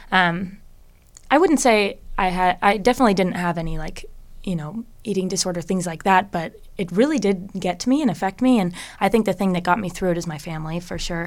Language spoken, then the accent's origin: English; Bellevue, Washington, United States; also born or lived in Seattle; I grew up in the Bellevue area